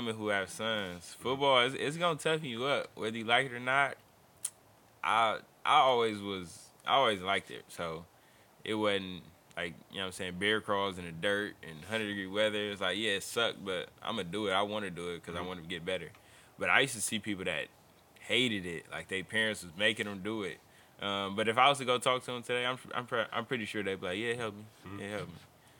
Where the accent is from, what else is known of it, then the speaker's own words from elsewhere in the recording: Oakland, California, United States; also born or lived in Fremont, California; Nah, it's all good. You know what I'm saying? I'm from Oakland, California. Growing up, I was raised by my grandmother. Did a lot of bouncing around.